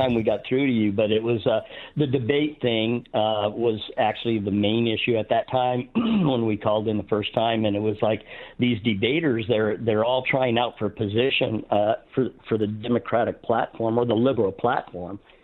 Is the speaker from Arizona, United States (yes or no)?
yes; Arizona, United States; moved away as an adult; also born or lived in Utah; we're from Arizona originally.